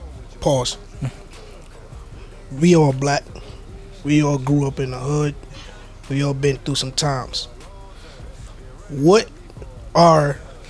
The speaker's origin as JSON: {"language": "English", "country": "Barbados", "moved": "yes", "said": "Nigga, I'm from Barbados."}